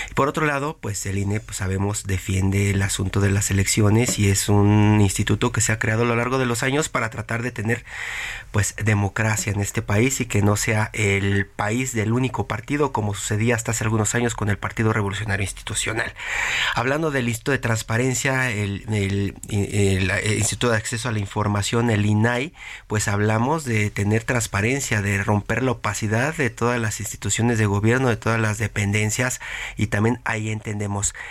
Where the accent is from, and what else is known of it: Mexico